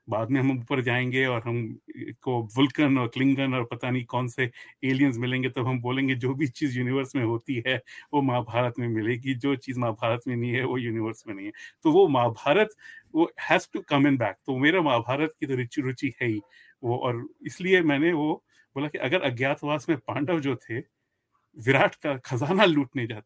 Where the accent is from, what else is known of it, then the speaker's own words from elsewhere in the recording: Delhi, India; पर मैं दिल्ली से हूँ तो दिल्ली के बारे में मुझे बहुत कुछ मालूम है